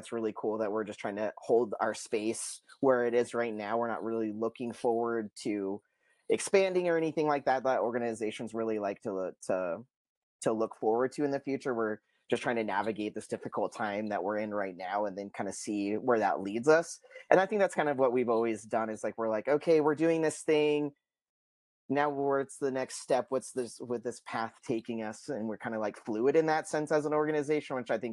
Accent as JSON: {"language": "English", "town": "Pocatello", "region": "Idaho", "country": "United States", "said": "I am from the Pocatello community, so a lot of people know me here"}